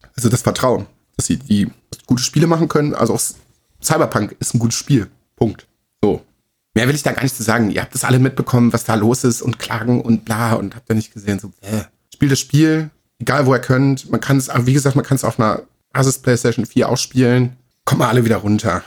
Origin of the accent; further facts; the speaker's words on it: Germany; bei uns in Deutschland